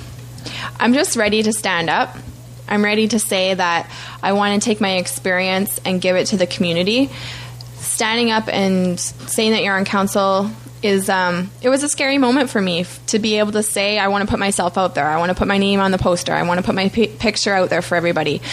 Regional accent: Fort McMurray, Alberta, Canada; My experience is growing up in Fort McMurray, being a local business owner, being a local mom.

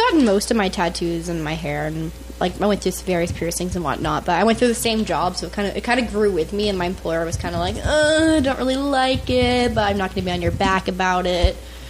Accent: Newfoundland and Labrador, Canada; moved away; I came from a small town in Newfoundland.

